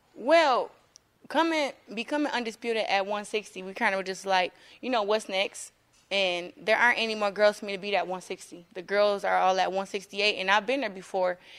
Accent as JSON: {"language": "English", "town": "Flint", "region": "Michigan", "country": "United States", "tie": "born or raised there", "said": "I'm, like, the hope for my town"}